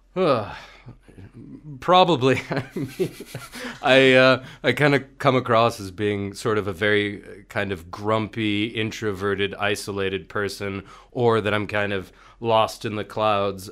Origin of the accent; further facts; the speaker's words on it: Marin County, California, United States; moved away as an adult; now in Bulgaria; I come from San Francisco, California, or rather just north of there uh, Marin County, this uh, kind of place of sprawling redwoods in the Pacific Ocean